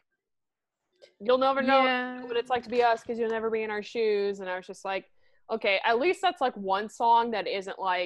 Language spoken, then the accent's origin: English; United States; we are American